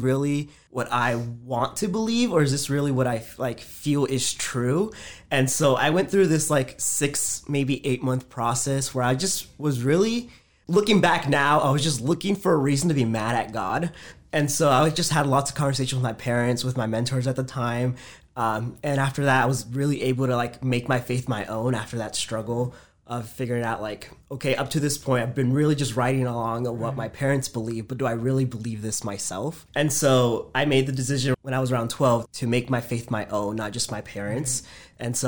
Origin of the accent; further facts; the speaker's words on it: Woodbridge, Virginia, United States; also born or lived in Fairfax, Virginia / Fredericksburg, Virginia; I was born in Fairfax, Virginia, so just northern Virginia. Both of my parents are from Honduras, and so I'm a first generation Honduran American. So we grew up there. I spent most of my childhood in the Woodbridge area